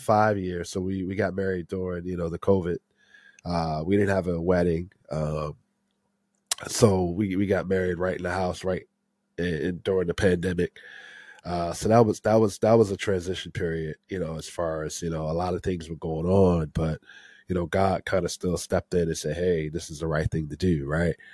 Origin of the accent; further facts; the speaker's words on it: Maryland area, United States; I've been here my whole life, uh, born and raised in the Maryland area